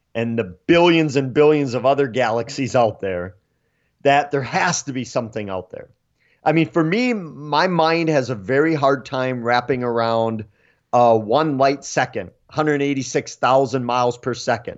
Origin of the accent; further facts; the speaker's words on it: Eau Claire, Wisconsin, United States; I was born and raised in Eau Claire.